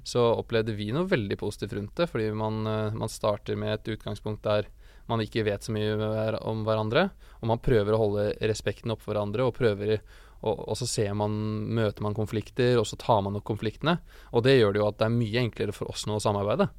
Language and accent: Norwegian; Hamar, Innlandet, Norway; jeg kommer fra Hamar